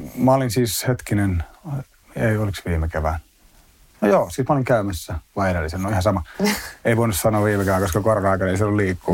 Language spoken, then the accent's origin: Finnish; Espoo, Uusimaa, Finland; mä oon asunut lähiössä Espoon puolella niin kuin mm. lapsuuden tuossa Tapiolassa